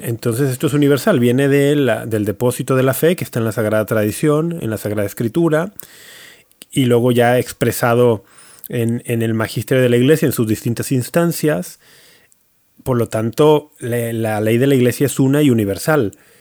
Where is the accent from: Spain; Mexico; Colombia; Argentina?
Mexico; Soy mexicano